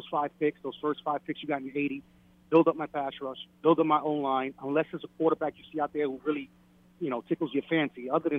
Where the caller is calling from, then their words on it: Brooklyn, New York, United States; … from Brooklyn.